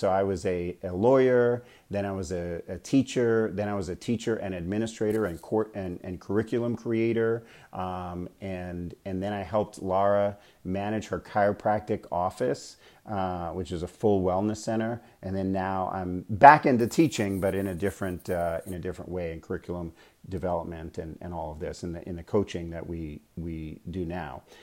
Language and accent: English; New York, United States; moved away as an adult; also born or lived in Bay Area, California / Arizona; now in Scottsdale, United States; I was born and raised in New York